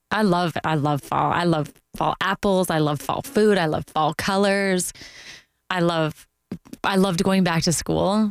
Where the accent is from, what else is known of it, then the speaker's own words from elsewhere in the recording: Canada; moved away as an adult; also born or lived in Toronto; now in Orlando, United States; being Canadian